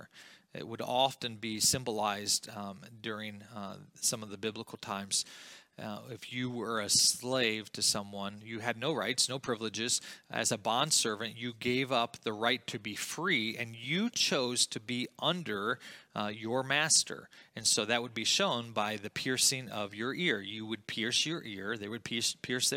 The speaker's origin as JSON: {"language": "English", "country": "United States", "said": "We are blessed to be here in America. God calls me to live my life not as an American."}